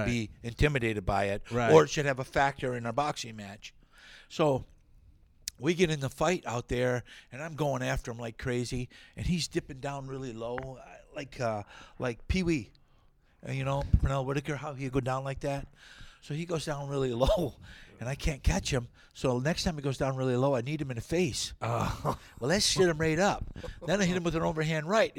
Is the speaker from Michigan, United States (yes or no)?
yes; Ludington, Michigan, United States; I'm from Ludington, Michigan.